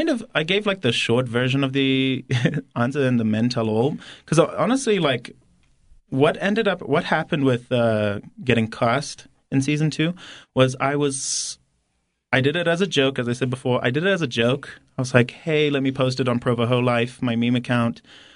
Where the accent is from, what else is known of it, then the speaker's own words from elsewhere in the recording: Harare, Zimbabwe; moved away as an adult; now in United States; So I'm from Harare, Zimbabwe, actually. Grew up, was born and raised there.